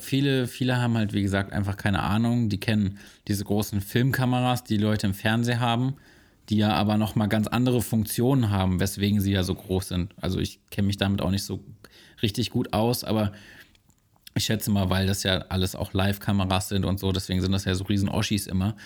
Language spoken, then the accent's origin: German; Braunschweig, Lower Saxony, Germany; meiner Geburtsstadt Braunschweig